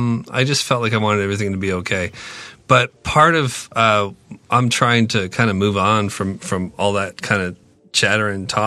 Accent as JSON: {"language": "English", "region": "Ontario", "country": "Canada", "said": "I'm from Ontario."}